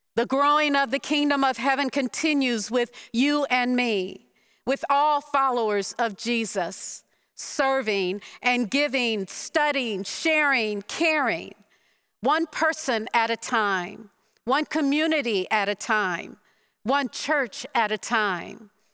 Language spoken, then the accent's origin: English; Detroit, Michigan, United States; Growing up in Detroit